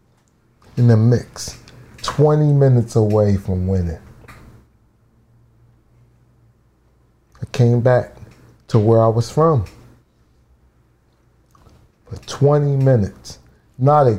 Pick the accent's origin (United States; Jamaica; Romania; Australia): United States; Philadelphia, Pennsylvania; I'm from Southwest